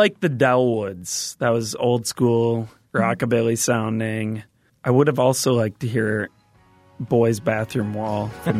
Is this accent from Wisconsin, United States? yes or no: yes; Ellsworth, Wisconsin, United States